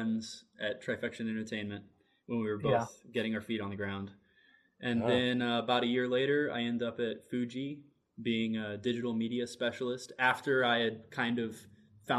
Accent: Louisville, Kentucky, United States; also born or lived in Elizabethtown, Kentucky / Lexington, Kentucky; I'm from Louisville, Kentucky. I moved to Lexington for UK, but grew up my whole life between Louisville and my grandparents' farm in E-Town

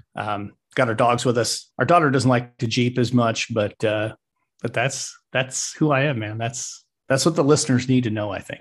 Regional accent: Wyoming, United States; moved away as an adult; also born or lived in Arizona / Colorado; now in Nebraska, United States; I'm a Wyoming kid through and through. I do live in Nebraska. I'm not from Nebraska.

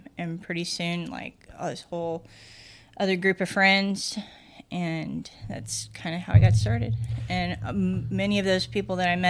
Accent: Nebraska, United States; I grew up in Nebraska, rural Nebraska.

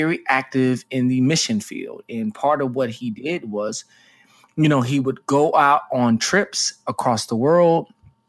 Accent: Dallas, Texas, United States; I was a guy from Dallas, Texas, grew up with starched jeans

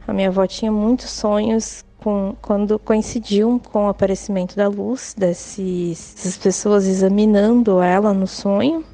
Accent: Ibiúna?, São Paulo, Brazil; eu sou de Chibaia, São Paulo

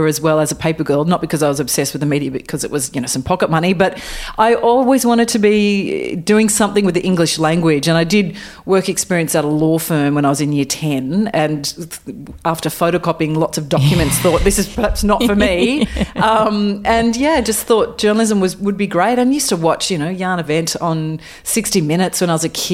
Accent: Coffs Harbour, New South Wales, Australia; moved away as an adult; also born or lived in Bathurst / Wagga Wagga; I grew up in Coffs Harbour, actually, on the north coast of New South Wales

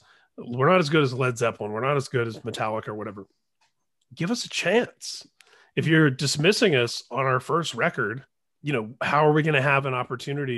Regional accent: Midwest, United States; I grew up in the Midwest

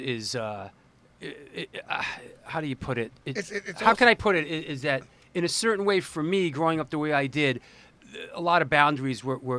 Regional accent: New York City, New York, United States; also born or lived in Forest Hills, Queens; I was born in Forest Hills, and I grew up in Manhattan and in the Bronx. I went to John F. Kennedy High School in the Bronx, in Kingsbridge for a while.

